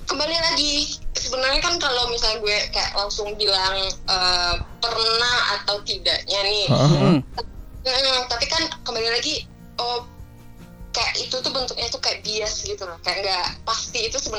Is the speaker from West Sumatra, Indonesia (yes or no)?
yes; Padang, West Sumatra, Indonesia; iya. gue di Padang asalnya daerahnya